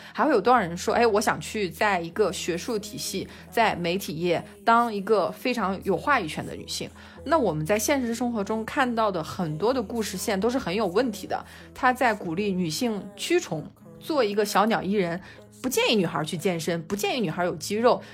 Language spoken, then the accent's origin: Chinese; China; 我是一个中国人